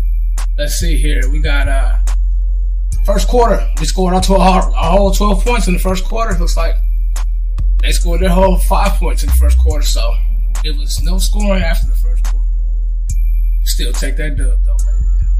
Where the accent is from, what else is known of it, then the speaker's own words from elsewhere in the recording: El Paso, Texas, United States; I was born in El Paso, pretty close to there, you know.